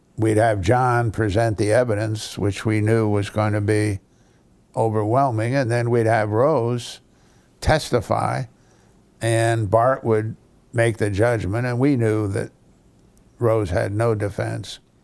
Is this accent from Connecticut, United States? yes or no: yes; New Haven, Connecticut, United States; I understand a lot of bad Italian 'cause I grew up in New Haven